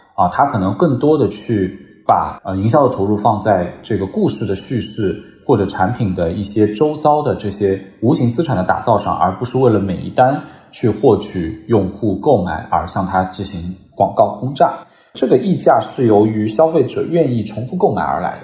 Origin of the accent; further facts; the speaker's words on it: China; 我们中国人